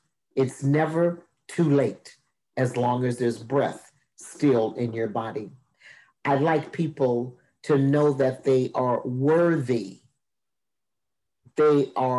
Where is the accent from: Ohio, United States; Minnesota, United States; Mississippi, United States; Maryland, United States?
Minnesota, United States; Minneapolis; also born or lived in Oklahoma / Texas; I am from Minneapolis, Minnesota, by way of Oklahoma and Texas.